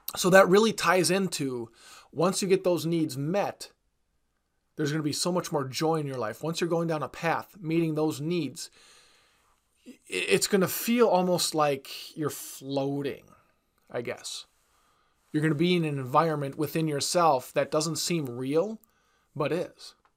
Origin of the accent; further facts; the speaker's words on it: Wisconsin, United States; I'm from Wisconsin